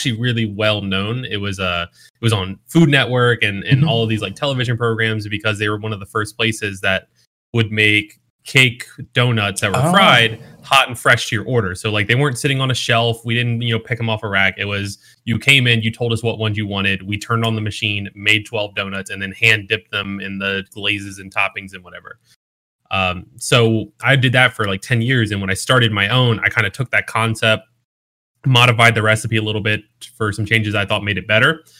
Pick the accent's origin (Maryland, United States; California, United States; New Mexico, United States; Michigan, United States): Maryland, United States; Ocean City; also born or lived in West Virginia; now in Dallas-Fort Worth, United States; I grew up in Ocean City, Maryland.